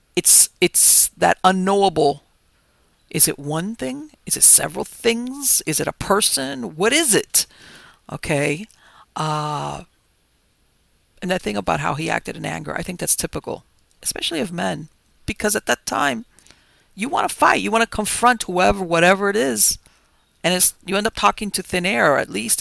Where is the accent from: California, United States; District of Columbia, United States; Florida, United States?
Florida, United States; Miami; I was born and raised here in Miami